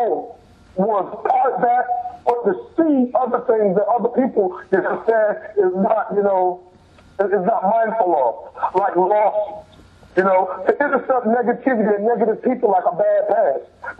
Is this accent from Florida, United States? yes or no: yes; Miami, Florida, United States; we were both Pivine natives. So same school bus, same school, same street, same everything